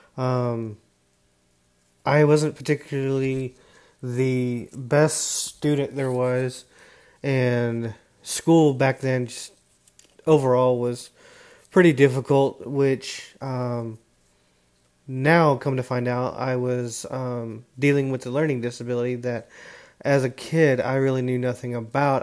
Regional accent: Dallas, Texas, United States; also born or lived in Houston, Texas; I was born in the Houston, Texas area. I now reside in the North Dallas area where I've uh, gone to high school

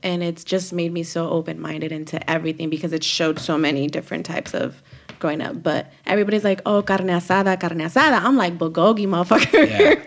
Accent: Los Angeles, California, United States; Korean town

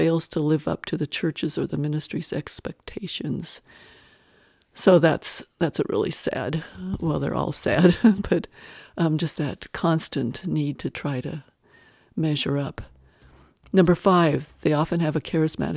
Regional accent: Wyoming, United States; moved away; also born or lived in Arizona; I grew up in a small Wyoming town

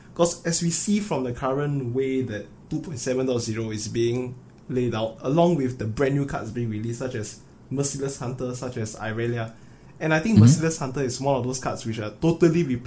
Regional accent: Singapore; me and Moo Boy, we are both from Singapore

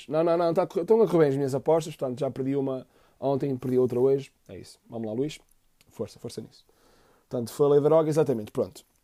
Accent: Fafe, Braga, Portugal; born there; Nasci em Faf meu pai é do Benfica, minha mãe é do Benfica

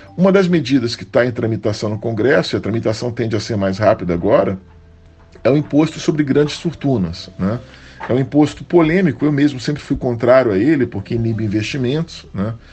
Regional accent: Brazil; ainda mais sendo brasileiros

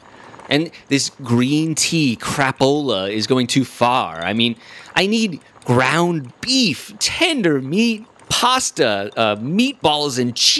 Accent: Poland; I ate a salad yesterday that didn't even look like the salad I grew up with in Poland.

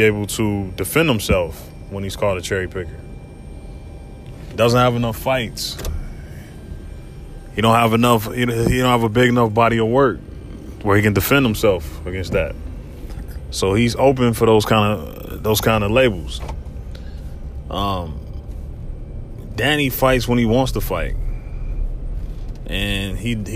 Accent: Ohio, United States; Ohio, my home state

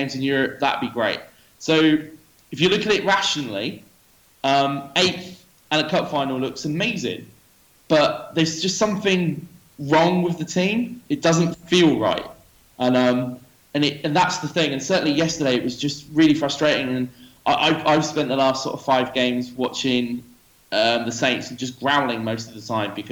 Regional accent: New Forest, South East England, United Kingdom; moved away as an adult; also born or lived in Kuwait; now in Dubai, United Arab Emirates; I'm originally from the New Forest, which is in between Southampton and Bournemouth

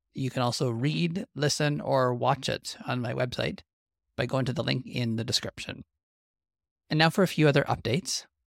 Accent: Western Canadian Prairies, Canada

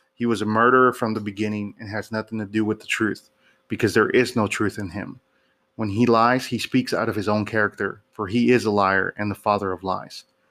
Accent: Houston, Texas, United States; my hometown of Houston

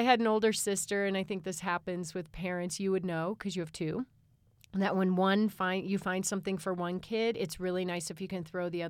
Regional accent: Chicago, Illinois, United States; I grew up in Chicagoland. That's what we call it when we grow up in the suburbs of Chicago.

